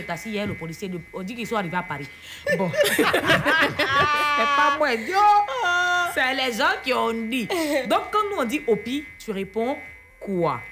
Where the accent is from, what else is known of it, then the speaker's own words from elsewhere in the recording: Côte d’Ivoire; On est en Côte d'Ivoire, on est ivoirien